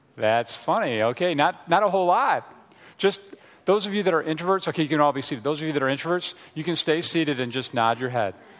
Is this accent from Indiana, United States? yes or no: yes; Frankfort, Indiana, United States; also born or lived in Chicago area, Illinois; we grew up in the Chicago area, and then we moved to a small town in Indiana called Frankfort, Indiana, okay? Home of the Frankfort hot dogs, all right? So I was a, in junior high and high school there growing up